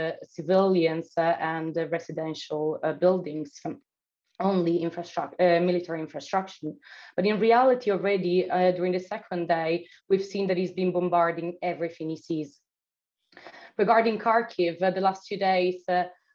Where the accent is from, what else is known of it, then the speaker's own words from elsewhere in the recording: Italy; moved away; also born or lived in Odessa, Ukraine; my hometown in Italy